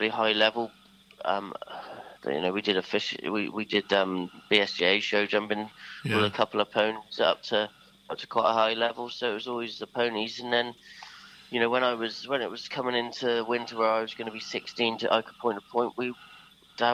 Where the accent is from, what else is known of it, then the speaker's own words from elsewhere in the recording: Sherborne, South West England, United Kingdom; also born or lived in Milborne Port; We were living at Melbourne Port at the time, but I was born in Sherborne